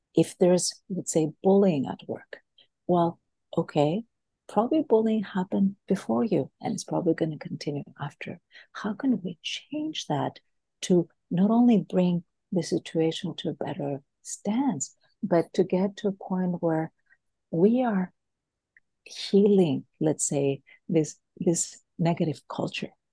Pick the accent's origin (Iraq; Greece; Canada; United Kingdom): Greece; moved away; also born or lived in United States / Boston / California; I am originally from Greece